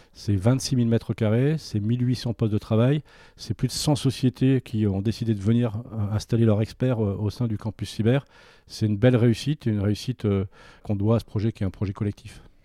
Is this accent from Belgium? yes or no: no; France